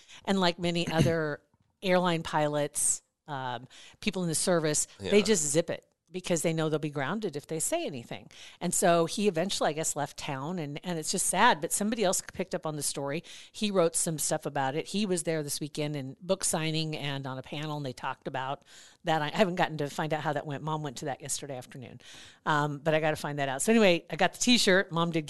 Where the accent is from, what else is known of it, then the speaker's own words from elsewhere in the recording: Ashland, United States; I grew up in Ashland